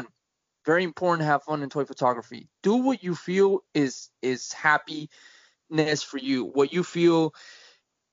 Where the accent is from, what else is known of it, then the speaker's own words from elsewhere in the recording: United States; I'm an American.